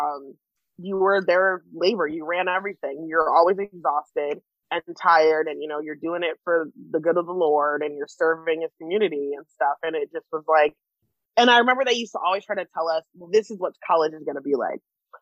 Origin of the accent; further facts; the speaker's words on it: New Jersey, United States; moved away; also born or lived in Scranton, Pennsylvania / Illinois; I grew up in Jersey mostly, and then in NEPA and Scranton area